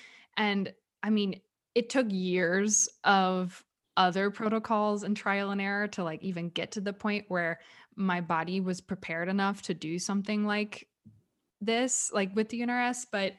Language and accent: English; California, United States; born there; now in Dallas, United States; Like Justin was born in New York, actually. He was born in upstate New York and I was born in California.